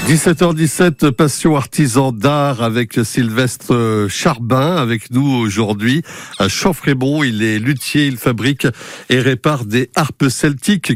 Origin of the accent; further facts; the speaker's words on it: Mayenne, Pays de la Loire, France; chez nous, en Mayenne